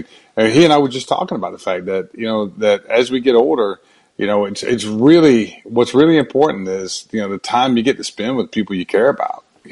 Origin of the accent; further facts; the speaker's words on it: Brunswick, Georgia, United States; moved away; also born or lived in Atlanta; I grew up in Brunswick, Georgia, about an hour north of Jacksonville